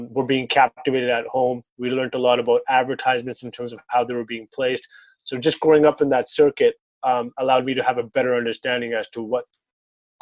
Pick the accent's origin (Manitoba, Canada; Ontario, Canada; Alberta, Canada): Ontario, Canada; Toronto; born and raised in Toronto, Gene and Weston